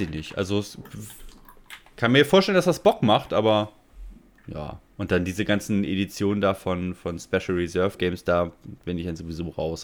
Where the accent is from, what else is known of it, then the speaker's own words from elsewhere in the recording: Germany; bei uns in Deutschland